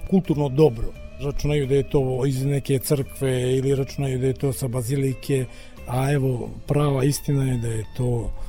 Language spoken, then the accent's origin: Croatian; Budva, Budva Municipality, Montenegro; kod nas u Budvi